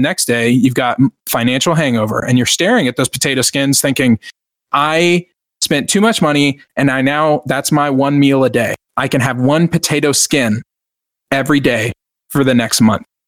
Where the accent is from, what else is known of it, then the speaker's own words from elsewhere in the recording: Lone Star, Texas, United States; I'm the Lone Star millennial